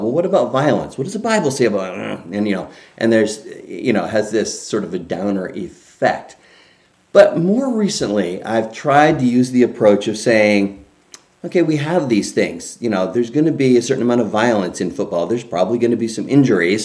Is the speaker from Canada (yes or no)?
yes; Canada; now in United States; I grew up in Canada